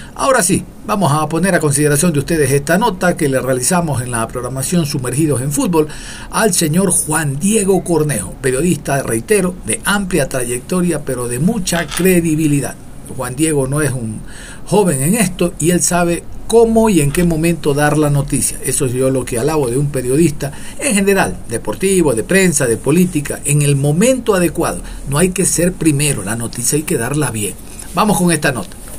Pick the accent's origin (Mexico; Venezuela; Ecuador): Ecuador; Ecuadorian coast; Yo soy costeño, soy mono